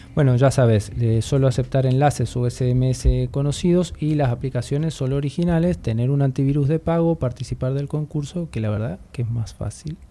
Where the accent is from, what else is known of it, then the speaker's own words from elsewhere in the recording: Argentina; moved away; yo que vengo de Argentina